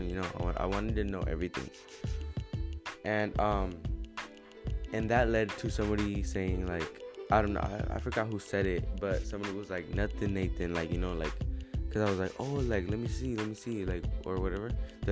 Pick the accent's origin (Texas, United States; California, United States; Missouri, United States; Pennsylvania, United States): California, United States; San Diego; now in Riverside, United States; I'm from San Diego